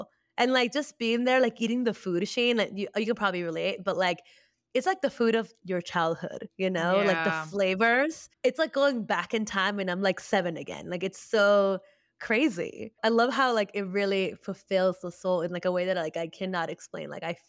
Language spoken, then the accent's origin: English; Lima, Peru; people could tell that I wasn't from Lima because my accent has changed a little bit. Like, it might even lean a little bit more like Central American